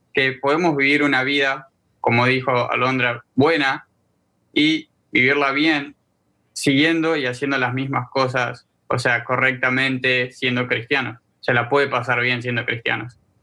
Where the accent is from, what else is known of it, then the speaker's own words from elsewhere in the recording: Argentina; now in Miami, United States; Soy un joven argentino. Vivo en Miami, Florida.